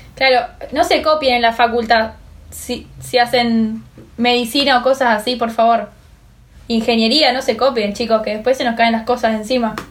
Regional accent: Argentina; nosotros los argentinos, los argentinos no éramos latinos porque somos italianos

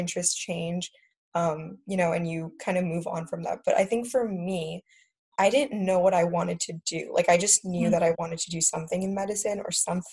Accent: United States; growing up in America

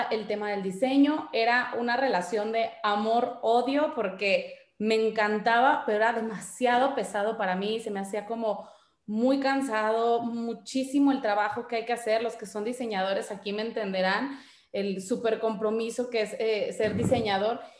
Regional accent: Guadalajara, Jalisco, Mexico; also born or lived in Monterrey; Yo soy de Guadalajara, pero viví muchos años en Monterrey. Hice la secundaria y la prepa allá.

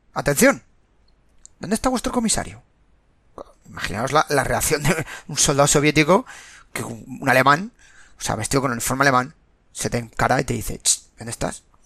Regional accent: Spain; Los que somos españoles y más veteranos

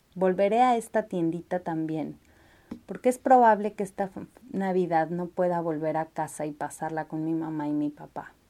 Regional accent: Catalonia, Spain; also born or lived in Australia; now in Redwood City, United States; mi tierra, la de la sardana y las barratinas

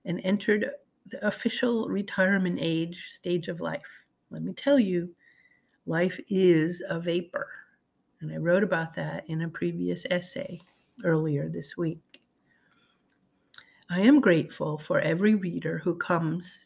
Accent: the North, United States; I was raised in the North and was unfamiliar with Southern gospel

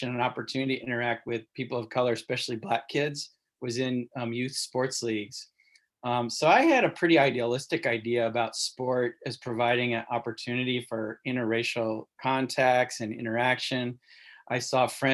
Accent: Cape Girardeau, Missouri, United States; I grew up in Southern Missouri

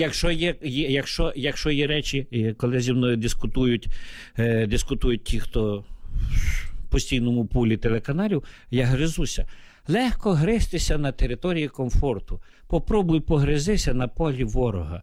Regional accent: Bukovina, Chernivtsi Oblast, Ukraine; moved away as an adult; now in Kyiv, Ukraine; Я уроджений гуцул, тобто це українець, який відносить віднесений до народності.

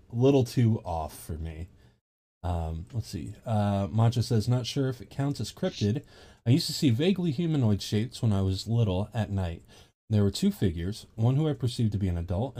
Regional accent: Ohio, United States; moved away as an adult; now in Georgia, United States; I'm from Ohio. I'm living in Georgia now

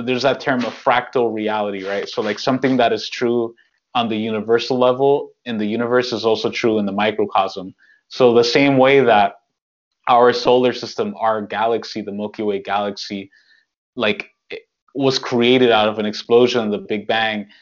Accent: New York, United States; I'm from New York, like, in New York

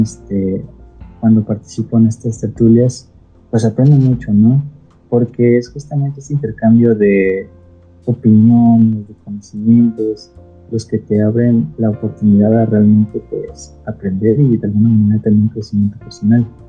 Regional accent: Mexico

